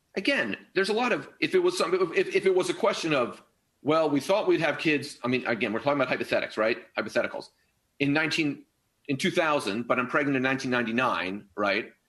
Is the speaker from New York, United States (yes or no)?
no; San Francisco, California, United States; I'm from San Francisco.